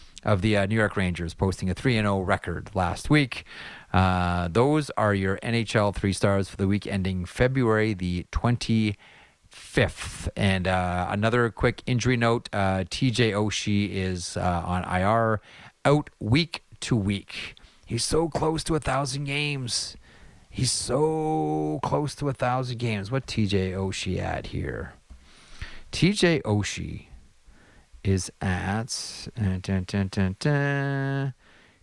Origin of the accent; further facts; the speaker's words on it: Canada; I'm a Canadian